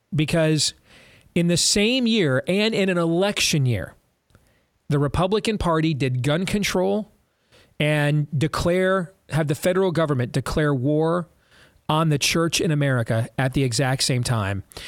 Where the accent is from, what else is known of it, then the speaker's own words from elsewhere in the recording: Michigan, United States; we're all from Michigan and our whole family's Michigan fans